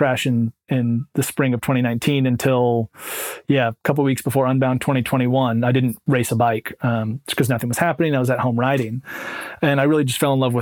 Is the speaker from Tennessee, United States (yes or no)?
no; Bend, Oregon, United States; moved away as an adult; now in Vermont, United States; I grew up in Bend, Oregon